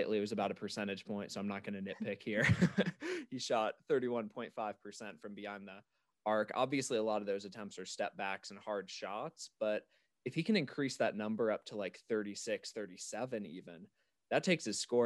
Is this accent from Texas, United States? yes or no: no; Memphis, Tennessee, United States; I'm from Memphis, so I follow the Grizzlies a lot